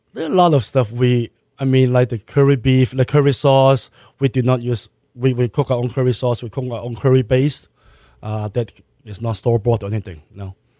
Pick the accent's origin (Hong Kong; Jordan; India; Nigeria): Hong Kong; also born or lived in Malaysia; now in Houston, United States; I was born in Malaysia. Uh, I was raised in Hong Kong.